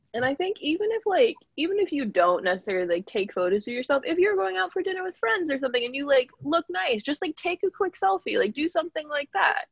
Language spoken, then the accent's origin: English; Southwest Harbor, Maine, United States; moved away; I'm from Southwest Harbor, Maine